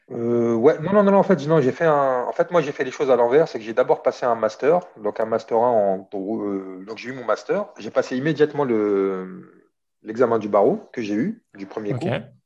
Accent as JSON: {"language": "French", "town": "Saint-Denis", "region": "Île-de-France", "country": "France", "tie": "born or raised there", "also_born_or_lived": "Oran, Algeria / Skikda, Algeria / Algiers, Algeria / Paris, France", "moved": "as an adult", "lives_now": "Marseille, France", "said": "j'ai grandi à Saint-Denis. Toute mon adolescence et l'âge adulte euh, à Saint-Denis, avant de m'installer à Marseille"}